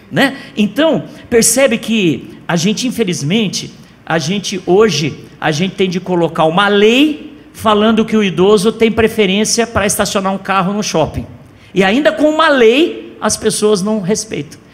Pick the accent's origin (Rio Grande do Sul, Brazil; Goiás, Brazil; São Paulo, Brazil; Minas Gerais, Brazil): São Paulo, Brazil; now in Goiânia, Brazil; Eu também sou de São Paulo, viu, Josi? Estou aqui há 19 anos